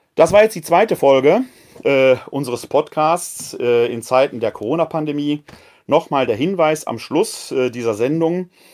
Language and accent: German; Essen, North Rhine-Westphalia, Germany; now in Wuppertal, Germany; Ich komme ja selbst gebürtig aus Essen, ist mein Heimatbistum